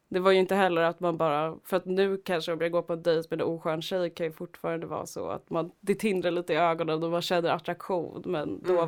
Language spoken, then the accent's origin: Swedish; Stockholm, Stockholm County, Sweden; jag var från Husby Akalla